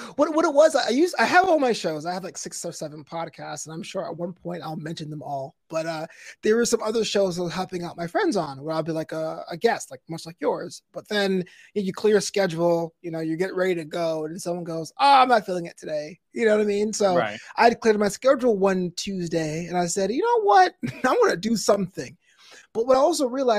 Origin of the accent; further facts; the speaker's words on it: New York City, New York, United States; now in California, United States; I'm actually from Flatlands, the neighborhood. So it's on the other side of Kings Highway.